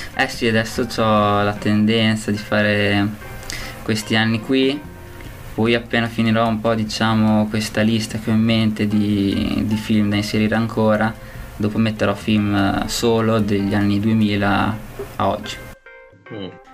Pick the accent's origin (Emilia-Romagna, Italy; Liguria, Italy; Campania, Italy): Emilia-Romagna, Italy; Bologna; io vengo da Bologna